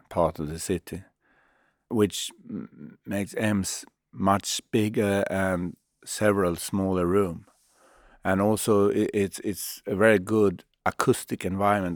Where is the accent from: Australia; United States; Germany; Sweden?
Sweden